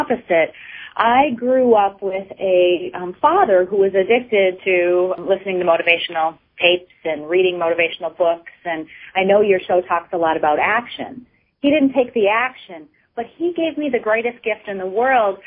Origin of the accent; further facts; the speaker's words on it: Minneapolis, Minnesota, United States; now in Maine, United States; I grew up in the inner city of Minneapolis